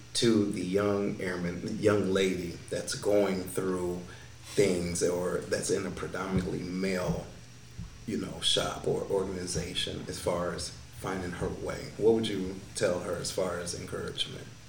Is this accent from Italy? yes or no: no; Detroit, Michigan, United States; moved away; coming from Detroit, the individuals that I grew up